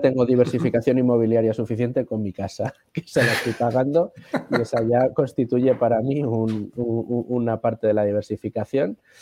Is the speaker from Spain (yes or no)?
yes; Spain; todos los españoles